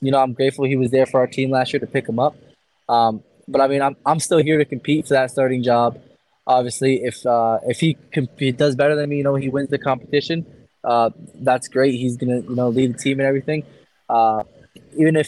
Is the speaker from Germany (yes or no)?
no; Canada; I'm grateful to be Canadian